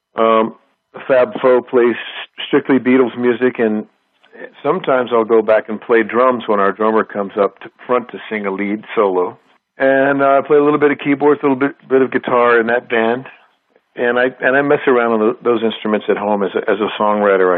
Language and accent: English; Huntsville, Texas, United States; we were Texans and uh, in a small town called Huntsville, Texas